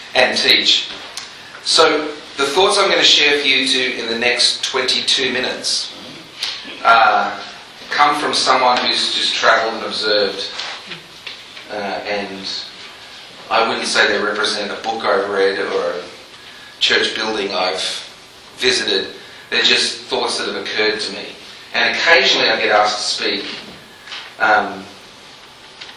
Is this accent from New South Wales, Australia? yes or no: no; Melbourne, Victoria, Australia; moved away as an adult; also born or lived in England; now in Nashville, United States; I was born in England, grew up in Australia, in Melbourne, Australia, and now I've been living in Nashville, Tennessee for 15 years